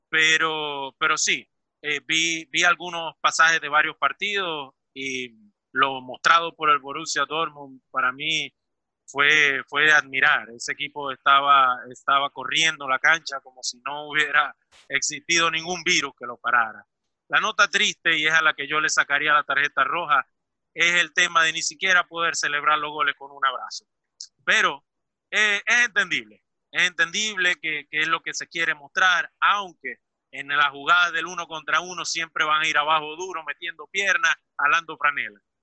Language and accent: Spanish; Venezuela; now in Milan, Italy; soy venezolano